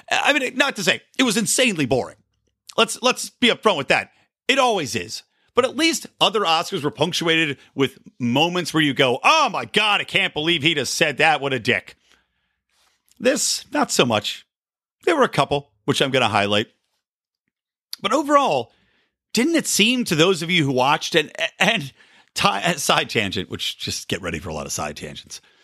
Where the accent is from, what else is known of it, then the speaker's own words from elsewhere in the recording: Philadelphia, Pennsylvania, United States; now in West Coast, United States; I'm from Philadelphia